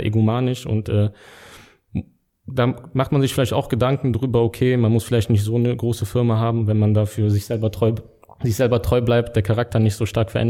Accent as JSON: {"language": "German", "country": "Lebanon", "said": "ich komme ursprünglich aus dem Libanon"}